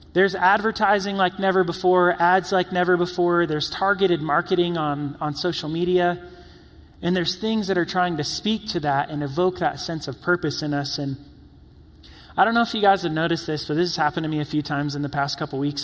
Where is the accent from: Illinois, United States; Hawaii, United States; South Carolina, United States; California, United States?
South Carolina, United States; also born or lived in New York / Florida; growing up in South Carolina